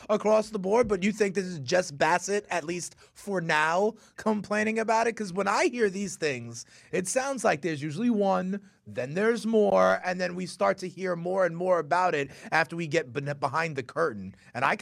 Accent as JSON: {"language": "English", "town": "New York City", "region": "New York", "country": "United States", "tie": "born or raised there", "said": "someone who was born and raised in the Bronx"}